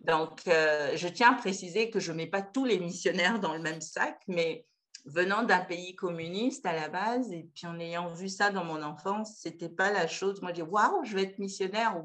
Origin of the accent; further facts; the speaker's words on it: Pointe-Noire, Republic of the Congo; je suis originaire du Congo-Brazzaville, donc euh, je suis née à Pointe-Noire, dans la ville maritime